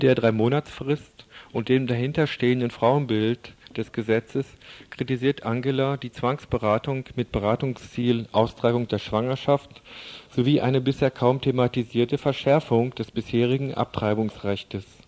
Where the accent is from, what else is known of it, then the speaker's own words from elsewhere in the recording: West Germany, Germany; als Wessi und BRD-Linker